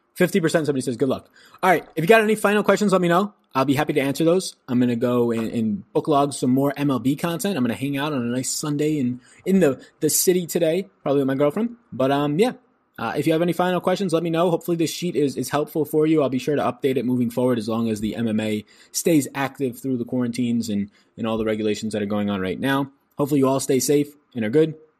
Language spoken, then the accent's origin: English; New York, United States; now in Wake County, North Carolina, United States; I'm from New York